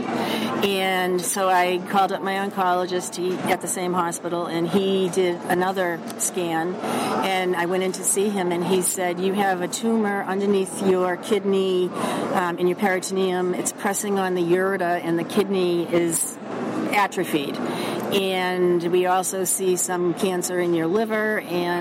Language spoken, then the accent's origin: English; Boston, Massachusetts, United States; accent: Boston; I'm from Boston, obviously, by my accent